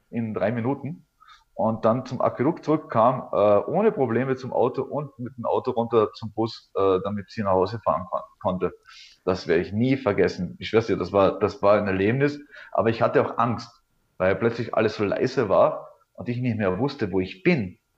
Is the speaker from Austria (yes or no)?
yes; Althofen, Carinthia, Austria; es gibt äh, hier in der Nähe an meinem Heimatort in Kärnten-Althofen gibt es einen Ort, der nennt sich Frauenstein.